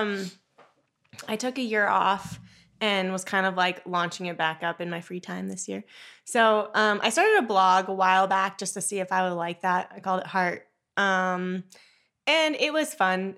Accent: South Lake Tahoe, California, United States; also born or lived in Hawaii; I grew up in South Lake Tahoe

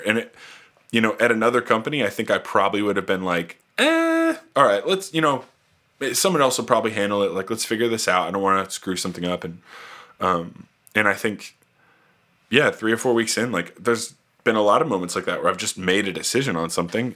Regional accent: outside of Indianapolis, United States; moved away as an adult; also born or lived in Tennessee / Kenya; born and raised in Indianapolis, uh, or I guess outside of Indianapolis and kind of a farm town.

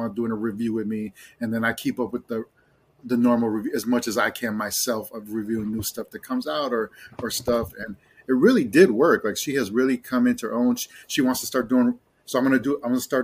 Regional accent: Chicago, Illinois, United States; moved away; I lived in Chicago for 40 years. I grew up, I'm half Mexican, half Irish, but I grew up in Puerto Rican neighborhoods

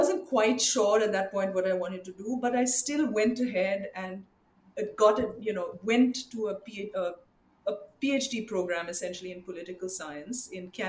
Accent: Mumbai, Maharashtra, India; also born or lived in Chennai / Hyderabad; now in United States; I grew up actually in India and I spent a lot of my adolescence in Mumbai.

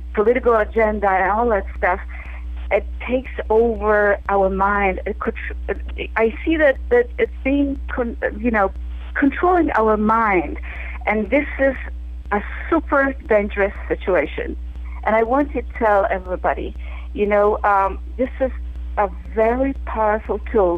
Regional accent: Poland; moved away as an adult; now in New York, United States; I grew up in Poland, I was educated

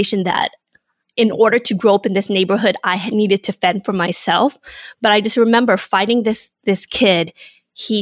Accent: Inglewood, California, United States; also born or lived in Vietnam / San Francisco / Hawthorne, California; I grew up in Inglewood, California.

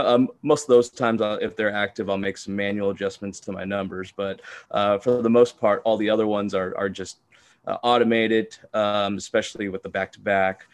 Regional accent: Houston, Texas, United States; I was born and raised here in Houston, Texas.

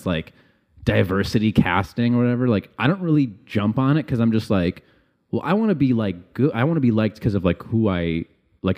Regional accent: Chicago, Illinois, United States; I grew up around like all like white kids in the suburbs.

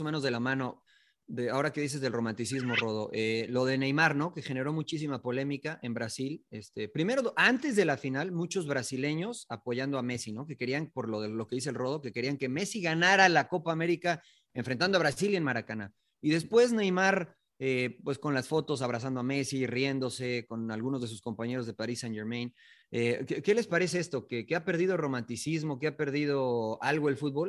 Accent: Mexico; nosotros los mexicanos

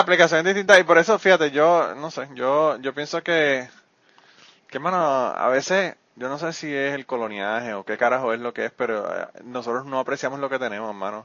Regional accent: Puerto Rico; la cuestión patriótica de Puerto Rico es que nosotros somos súper patrióticos

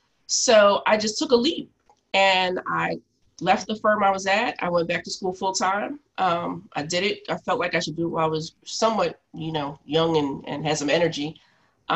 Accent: Philadelphia, Pennsylvania, United States; I'm from Philly. I grew up in Mount Airy, Germantown area

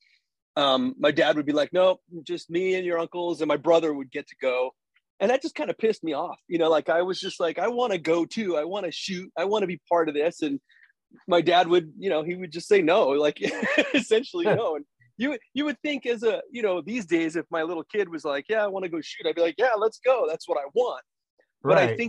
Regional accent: New York City, New York, United States; moved away as an adult; now in Colorado, United States; I'm from Staten Island, New York. It's where I was born and raised

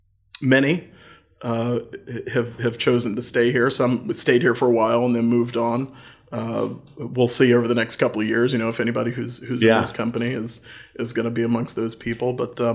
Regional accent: Chillicothe, Ohio, United States; also born or lived in North Carolina; Well, when I first came home to Chillicothe, you know, I moved here from North Carolina, which is a state-controlled state as well.

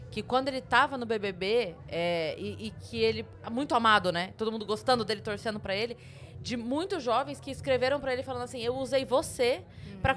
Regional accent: Sorocaba, São Paulo, Brazil; Eu, eu, sou de Sorocaba e eu entendo muito isso.

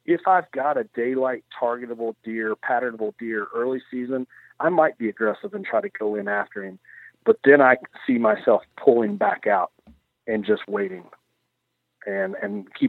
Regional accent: Kentucky, United States; I'm a hillbilly from Kentucky. I like venison as well.

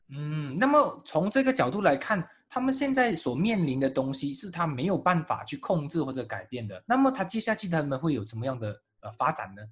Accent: Malaysia; 作为马来西亚人

